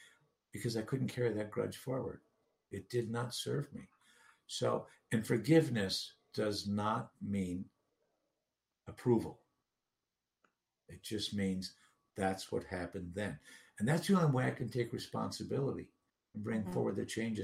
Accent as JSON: {"language": "English", "town": "Duluth", "region": "Minnesota", "country": "United States", "tie": "born or raised there", "moved": "yes", "said": "I returned to Duluth, my hometown, in June 2016"}